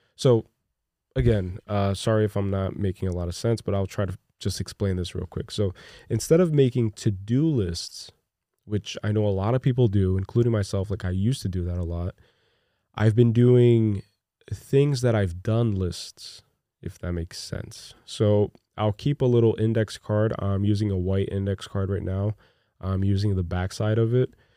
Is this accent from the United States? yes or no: no; Brazil; moved away; I'm from Brazil, by the way. I was born in Brazil.